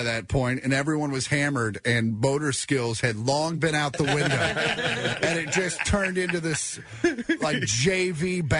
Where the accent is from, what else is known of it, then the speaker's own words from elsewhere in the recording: Kansas, United States; I'm from Kansas.